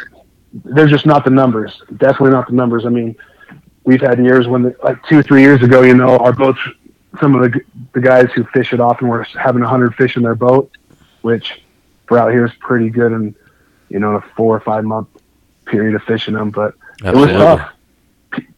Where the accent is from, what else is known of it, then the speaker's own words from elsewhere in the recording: Los Angeles, California, United States; also born or lived in Wyoming / Salt Lake City, Utah; now in Utah, United States; I grew up fishing bass in Southern California